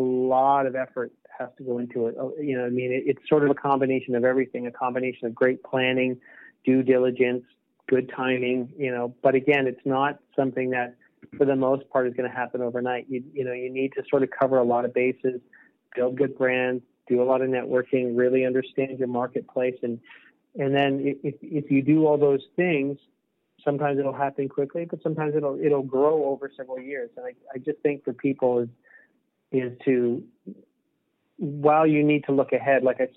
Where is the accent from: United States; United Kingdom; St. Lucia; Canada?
Canada; Eastern Canada; I'm from Eastern Canada